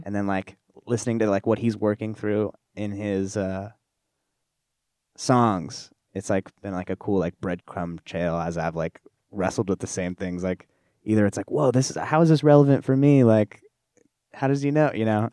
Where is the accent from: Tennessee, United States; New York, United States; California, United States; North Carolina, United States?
California, United States; Orange County; moved away as an adult; now in Los Angeles, United States; I moved from Orange County up to L A, for college, like, my family moved as well